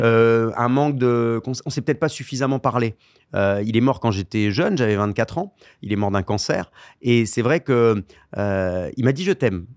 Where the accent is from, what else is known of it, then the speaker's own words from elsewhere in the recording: Bordeaux, Nouvelle-Aquitaine, France; j'étais originaire de Bordeaux